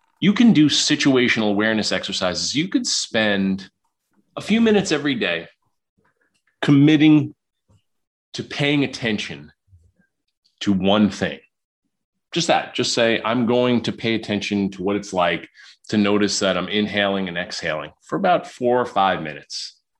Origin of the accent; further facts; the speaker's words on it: New York City, New York, United States; moved away; also born or lived in Illinois; I was raised in Queens, New York.